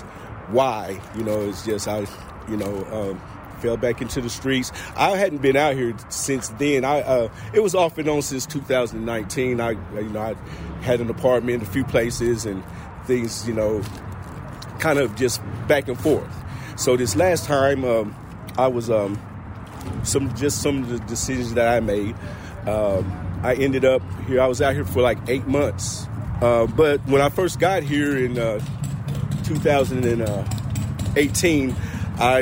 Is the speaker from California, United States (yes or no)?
no; Rockwood, Tennessee, United States; also born or lived in Rockford, Illinois / Cleveland, Ohio; now in Knoxville, United States; I was born in Rockford, Illinois, but I was raised in Rockwood, Tennessee